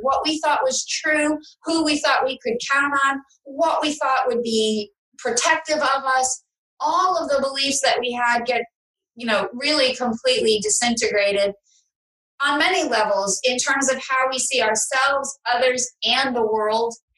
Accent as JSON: {"language": "English", "town": "New York City", "region": "New York", "country": "United States", "moved": "as an adult", "lives_now": "Palm Beach, United States", "said": "I'm from New York City."}